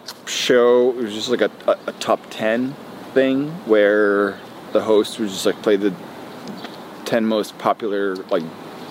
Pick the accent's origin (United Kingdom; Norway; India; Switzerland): Norway; Fredrikstad, Østfold; I was born in Norway, yes. Okay. Born and raised.